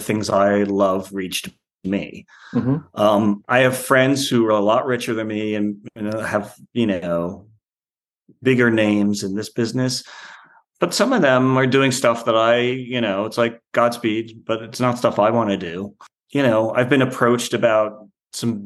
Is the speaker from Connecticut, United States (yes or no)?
no; Long Island, New York, United States; I'm from Long Island. Yeah, I'm from Long Island. It's hard for me to imagine anywhere else to live because New York is home